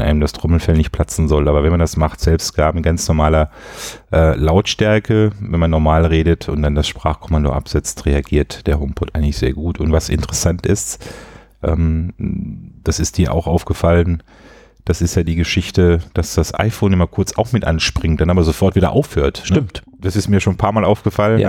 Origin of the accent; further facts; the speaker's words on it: Swabia, Baden-Württemberg, Germany; ich als Schwabe